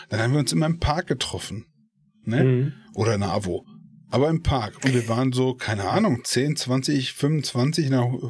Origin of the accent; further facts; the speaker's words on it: Essen, North Rhine-Westphalia, Germany; äh, ich bin ja aus Essen.